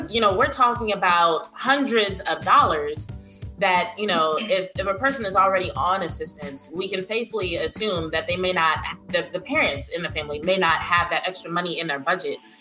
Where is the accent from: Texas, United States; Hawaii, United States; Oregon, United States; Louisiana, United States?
Louisiana, United States; Lake Charles; my hometown of Lake Charles, Louisiana